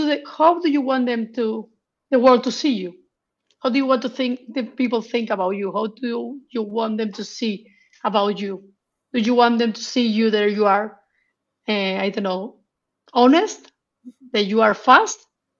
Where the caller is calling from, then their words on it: Madrid, Community of Madrid, Spain; From Madrid.